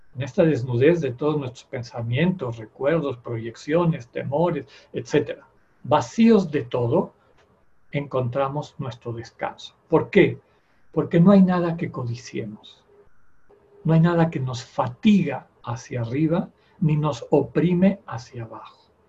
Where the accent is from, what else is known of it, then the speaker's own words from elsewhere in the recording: Yucatán, Mexico; A mí todavía me tocó en mi infancia en Yucatán